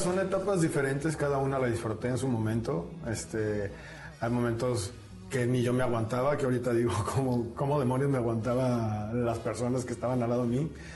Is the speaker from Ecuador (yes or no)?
no; Mexico; la adoptamos en México